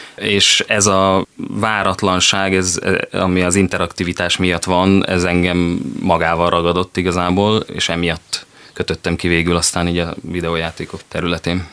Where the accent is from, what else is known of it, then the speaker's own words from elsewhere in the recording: Szeged, Csongrád-Csanád, Hungary; also born or lived in Pécs / Budapest; A hely, ahol fölnőttem, itt érzem magam otthon